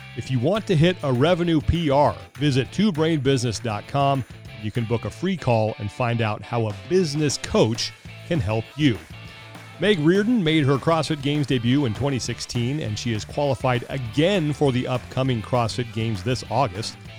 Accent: Sacramento, California, United States; I grew up in Sacramento

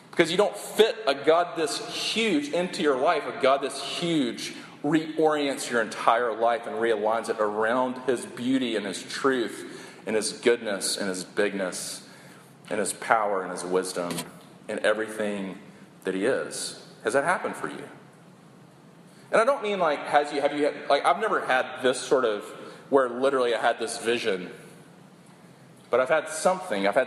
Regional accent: Sumter, South Carolina, United States; Like I grew up in Sumter Shaw Air Force Base.

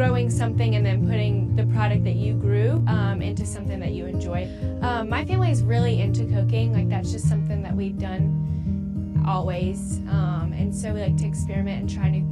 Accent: Dallas, North Carolina, United States; also born or lived in Boone, North Carolina; now in Durham, United States; I am from Dallas, North Carolina. It's in Gaston County, kind of close to Charlotte

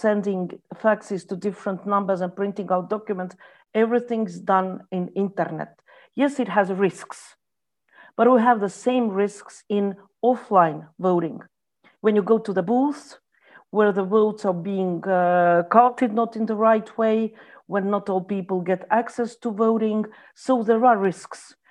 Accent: Estonia; I come from Estonia.

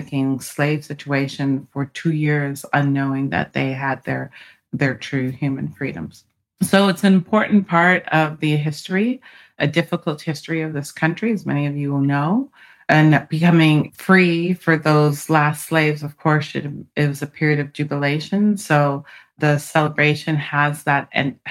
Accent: Canada; now in United States; I'm an immigrant from Canada, and my parents were immigrants to Canada

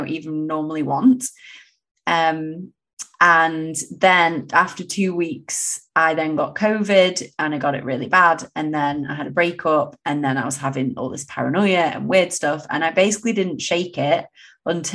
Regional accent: England, United Kingdom; born or raised there; moved away as an adult

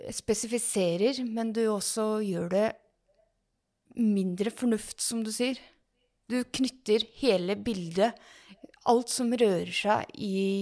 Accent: Ås, Akershus, Norway; født og oppvokst i Ås og bor i Ås

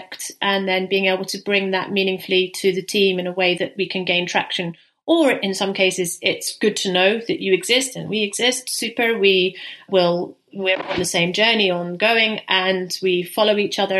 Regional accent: St Andrews, Scotland, United Kingdom; now in Netherlands; I live in the Netherlands, I'm from Scotland, I'm from the UK. Very appropriate that it's St Andrew's Day today, because I'm actually from St Andrew's

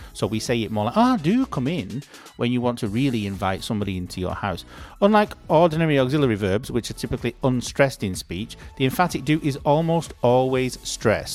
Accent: United Kingdom; I'm British

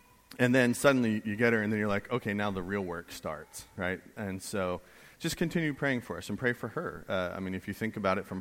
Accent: New England, United States; I grew up in New England.

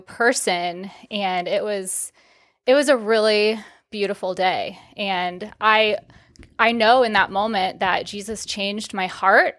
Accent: Omaha, Nebraska, United States; moved away as an adult; also born or lived in Texas; born and raised in Omaha, Nebraska

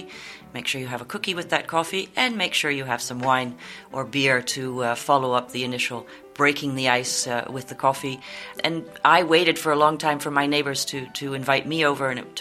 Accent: Canada; moved away as an adult; now in Netherlands; I'm originally Canadian

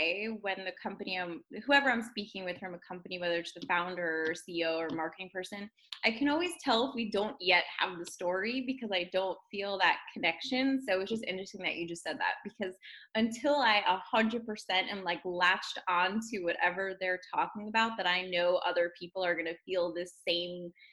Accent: New Jersey, United States; moved away as an adult; also born or lived in Manhattan, New York; now in Los Angeles, United States; I was born and raised in New Jersey

